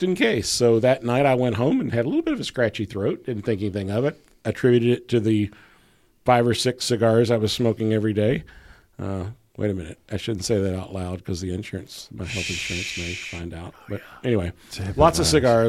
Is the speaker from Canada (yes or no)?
no; Kentucky, United States; moved away; in Louisville, Kentucky, which is my home state, the Commonwealth